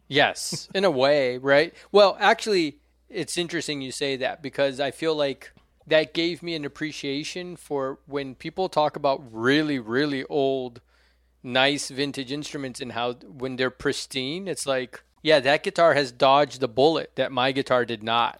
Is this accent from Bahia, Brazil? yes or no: no; Brasília, Federal District, Brazil; now in United States; my hometown of Brasilia